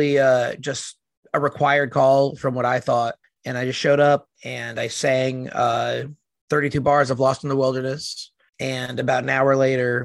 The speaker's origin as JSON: {"language": "English", "region": "New Jersey", "country": "United States", "said": "So I am from New Jersey. So very close to the city"}